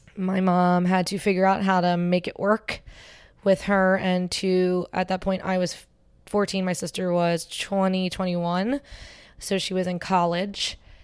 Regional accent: Cherry Hill, New Jersey, United States; also born or lived in Philadelphia; I grew up in Cherry Hill

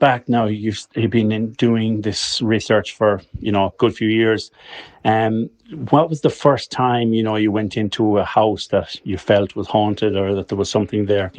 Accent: Carrafin, County Galway, Ireland; because I'm from Carrafin, but obviously I was living in Athenry for a few years.

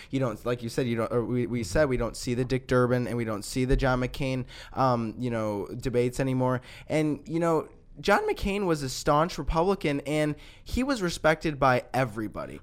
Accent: Lombard, Illinois, United States; my hometown, Lombard.

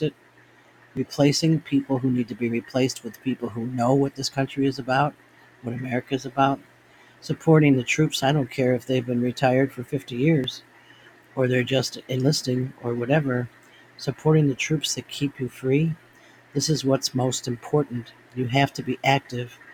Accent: United States; I am a Marine, but I am first an American. I'm an American, but I'm always a Marine.

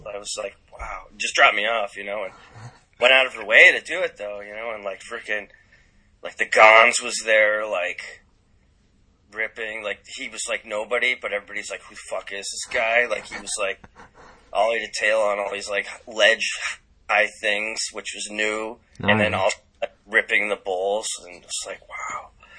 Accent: California, United States; born there; I was born in California, so I still have family there, so.

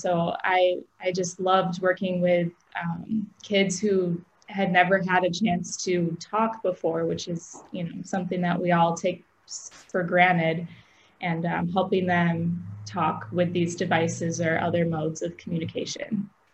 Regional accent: Aurora, Illinois, United States; moved away as an adult; also born or lived in Cleveland, Ohio; I grew up in Aurora, Illinois

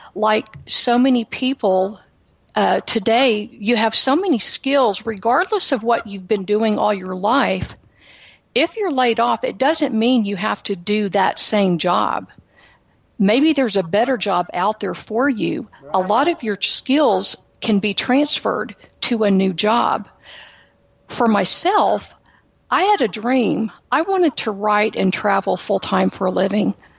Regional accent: Houston, Texas, United States; I am from Texas. I am a native Houstonian

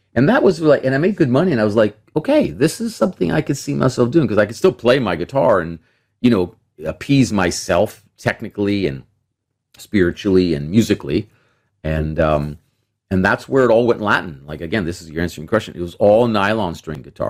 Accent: Toronto, Ontario, Canada; also born or lived in Mississauga; I grew up in Etobicoke in Toronto

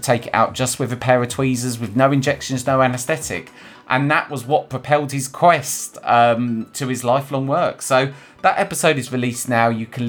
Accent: London, United Kingdom; also born or lived in Manchester / Bristol; well, I'm originally from London, and I moved from London to Manchester to Bristol and all over the place.

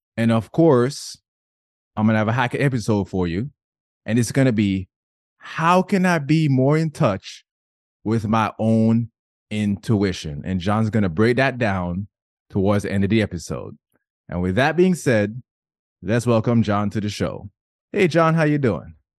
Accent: Jamaica; I grew up in Jamaica, men were not allowed to cry

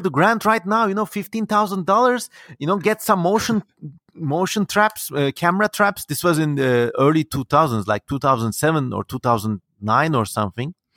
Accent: Ankara, Turkey; growing up in Turkey

